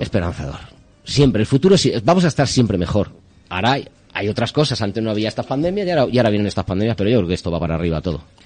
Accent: Spain; yo soy muy español

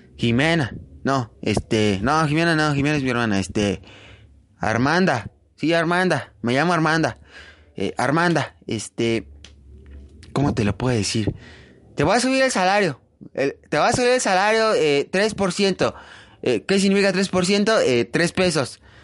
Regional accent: Mexico; nos hemos unido como mexicanos

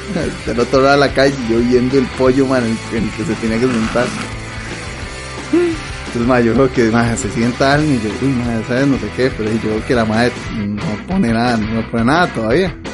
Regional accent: Pérez Zeledón, San José, Costa Rica; moved away; De allá, Pérez. De allá, de allá. De Pérez. De, allá. Pérez Celedón.

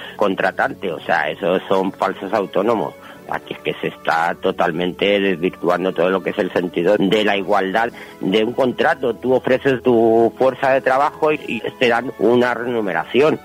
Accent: Madrid, Community of Madrid, Spain; Yo soy de Carabanchel

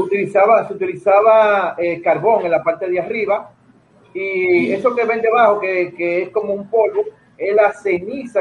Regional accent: Dominican Republic; lo que somos nosotros como dominicanos

